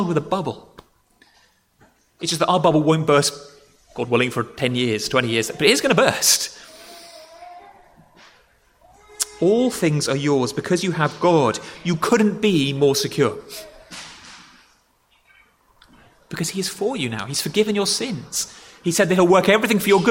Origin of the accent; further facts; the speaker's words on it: Dorset, South West England, United Kingdom; moved away; I grew up in Dorset